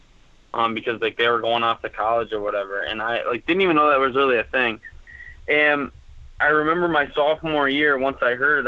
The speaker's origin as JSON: {"language": "English", "region": "Wisconsin", "country": "United States", "said": "I was from Wisconsin"}